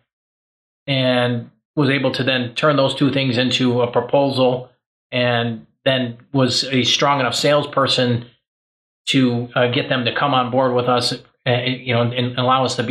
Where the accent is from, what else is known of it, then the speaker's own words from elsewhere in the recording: Chicago, Illinois, United States; moved away as an adult; now in Michigan, United States; where I grew up in a kind of a rougher neighborhood outside, right outside Chicago.